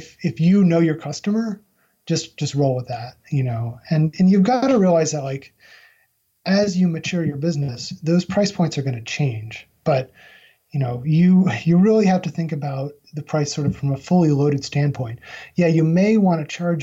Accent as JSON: {"language": "English", "town": "Albany", "region": "New York", "country": "United States", "tie": "born or raised there", "moved": "yes", "lives_now": "North Carolina, United States", "said": "my hometown of Albany, New York"}